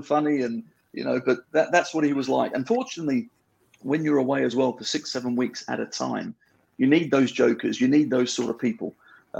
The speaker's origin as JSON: {"language": "English", "country": "Australia", "tie": "born or raised there", "also_born_or_lived": "England / Italy", "moved": "yes", "said": "growing up in Australia"}